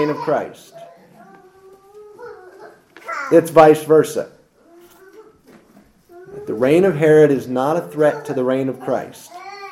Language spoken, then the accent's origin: English; United States; We're all American citizens